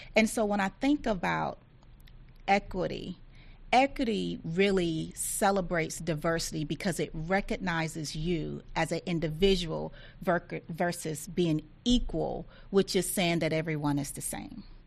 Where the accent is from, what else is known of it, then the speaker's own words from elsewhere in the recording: Thomson, Georgia, United States; I grew up uh, very, very poor in Thompson, Georgia, which is in rural Georgia.